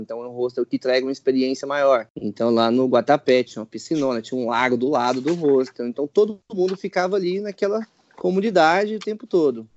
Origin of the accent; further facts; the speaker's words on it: Brazil; eu sou brasileiro